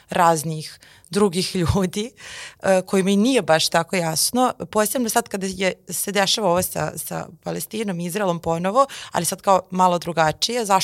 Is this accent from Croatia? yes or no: no; Serbia; barem oni od nas koji su Srbi